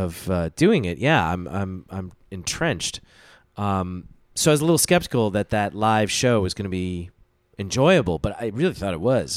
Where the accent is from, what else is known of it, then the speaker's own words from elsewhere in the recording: United States; I was born in the States